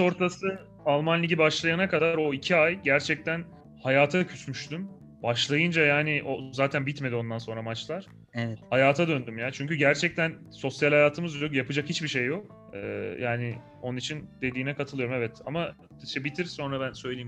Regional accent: Malatya, Turkey; moved away; ben Malatyalıyım

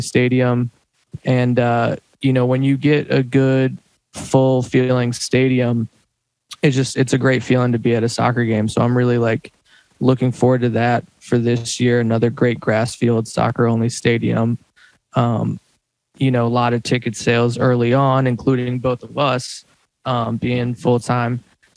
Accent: Durham, North Carolina, United States; now in Los Angeles, United States; I'm originally from Durham, North Carolina, a big Duke fan

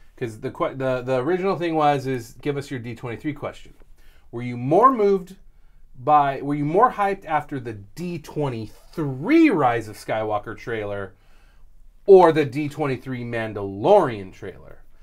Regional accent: California, United States; I grew up in California

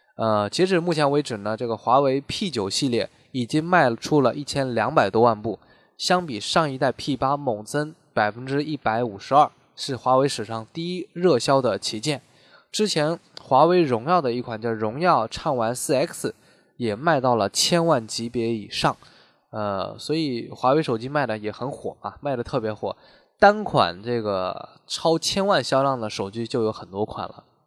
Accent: China; 我们中国人

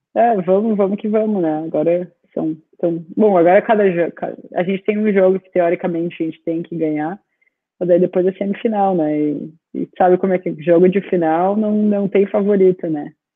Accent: Rio Grande do Sul, Brazil; moved away as an adult; now in Australia; Mesmo sendo gaúcha

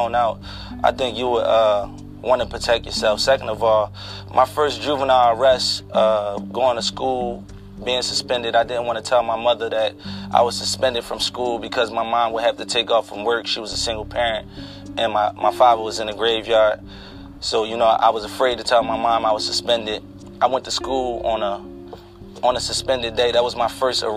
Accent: United States; I grew up in America in a ruthless neighborhood where we are not protected by police.

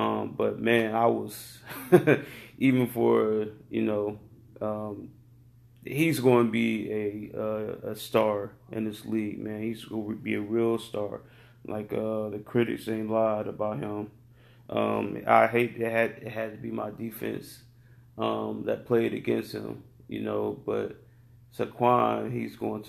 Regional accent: Cleveland, Ohio, United States; I'm from Cleveland

